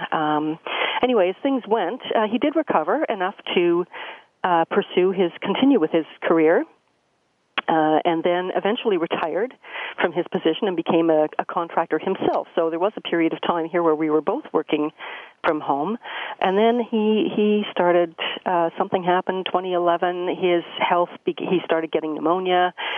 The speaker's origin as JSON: {"language": "English", "town": "Peterborough", "region": "Ontario", "country": "Canada", "tie": "born or raised there", "also_born_or_lived": "London, Ontario", "said": "I was born and raised in Peterborough, Ontario"}